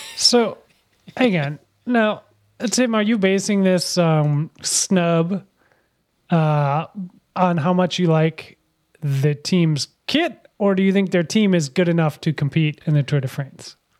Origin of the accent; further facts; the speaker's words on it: United States; I'm American